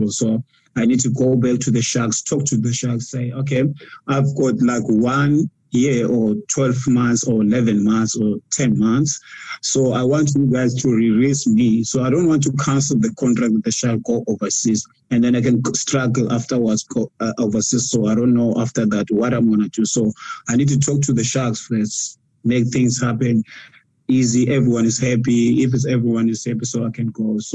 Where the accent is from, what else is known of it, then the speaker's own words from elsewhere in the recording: South Africa; now in Japan; It's, it's tough for us as South African players, you know.